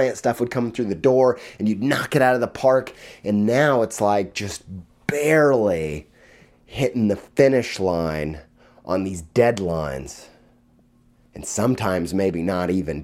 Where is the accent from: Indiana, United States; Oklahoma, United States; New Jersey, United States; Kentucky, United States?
Indiana, United States; also born or lived in Jamestown, New York; When I was in sixth grade, we moved to Western New York from Indiana